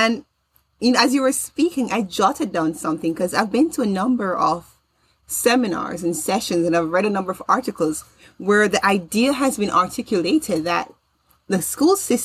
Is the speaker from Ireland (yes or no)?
no; Jamaica; now in United States; I grew up in Jamaica